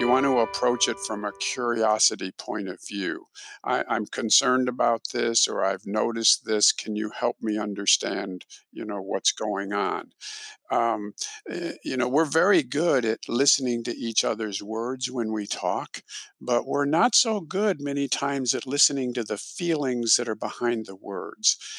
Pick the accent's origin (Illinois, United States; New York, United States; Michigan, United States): Illinois, United States; also born or lived in Texas; now in Houston, United States; I'm originally from Illinois